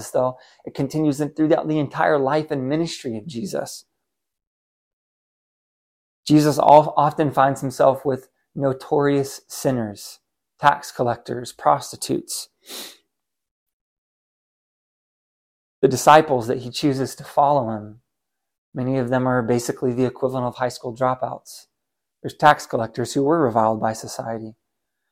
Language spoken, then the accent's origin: English; United States; As an American man living in the 21st century